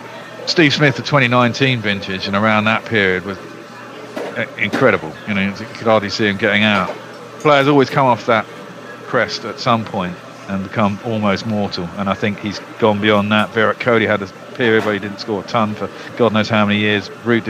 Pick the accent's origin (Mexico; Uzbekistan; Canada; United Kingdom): United Kingdom; England